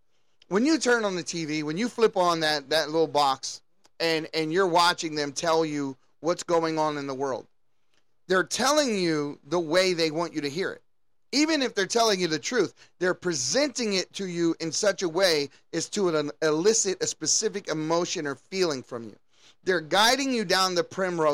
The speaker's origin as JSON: {"language": "English", "country": "United States", "said": "everything that we knew growing up in the United States"}